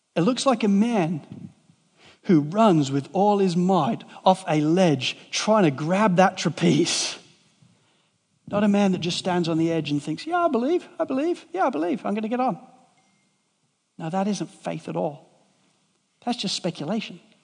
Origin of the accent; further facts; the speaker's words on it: England, United Kingdom; moved away as an adult; also born or lived in Cardiff, Wales; I moved from England to Wales to study civil engineering